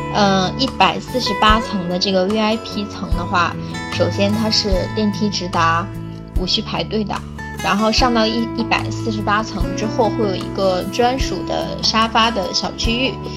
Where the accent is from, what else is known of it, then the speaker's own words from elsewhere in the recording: China; 对我们中国人来说